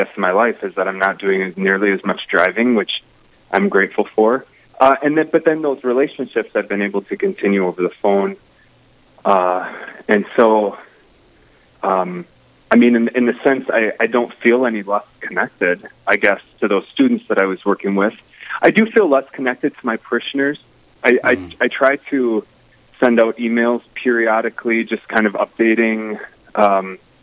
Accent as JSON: {"language": "English", "town": "Tyler", "region": "Minnesota", "country": "United States", "tie": "born or raised there", "said": "I grew up in the southwest corner of the diocese, actually just right above the Diocese of Winona and right by the Diocese of Sioux Falls. In a small town called Tyler. I actually grew up on a farm."}